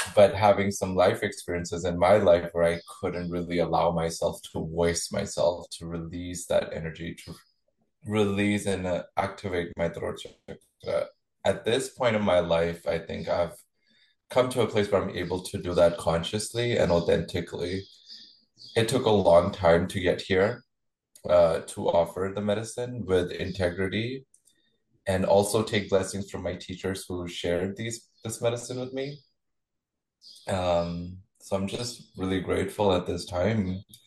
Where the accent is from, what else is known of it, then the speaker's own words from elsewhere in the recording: Chandigarh, India; I was born and raised in India. Uh, Chandigarh is the hometown where I was born.